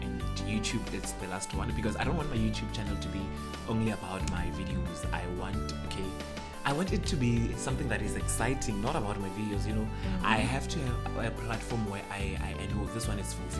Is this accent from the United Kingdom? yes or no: no; South Africa; first language Sepedi; English is a second language; I'm very proud of being Sepedi